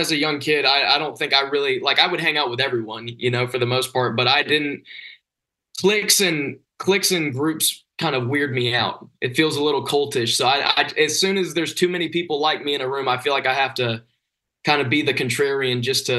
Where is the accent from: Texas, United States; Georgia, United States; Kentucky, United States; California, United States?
Georgia, United States; February 22nd, we start off in my home state of Georgia. We're playing in Isle 5 in Atlanta.